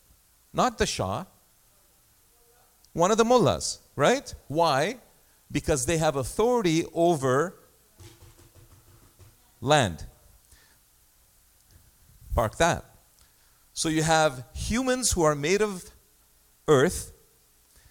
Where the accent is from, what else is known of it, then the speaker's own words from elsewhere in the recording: Egypt; now in Canada; My passport says place of birth, Egypt.